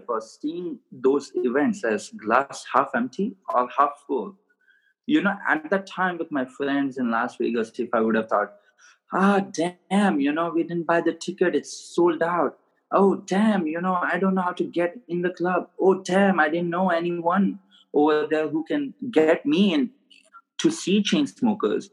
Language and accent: English; India; moved away as an adult; now in Scottsdale, United States; I was born and raised in India, so I have an accent